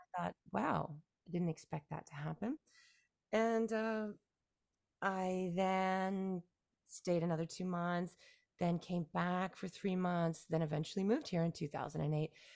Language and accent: English; just outside of Toronto, Ontario, Canada; first language English; moved away as an adult; now in Beijing, China; I was born and raised in Canada, yeah, just outside of Toronto, Canada, and, uh, lived in Canada and in the province of Ontario, until my early thirties